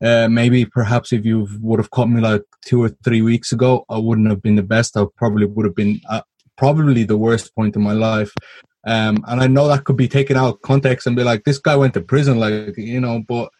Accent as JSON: {"language": "English", "country": "Ireland", "tie": "born or raised there", "said": "I'm as Irish as it gets. I was born and raised in Ireland."}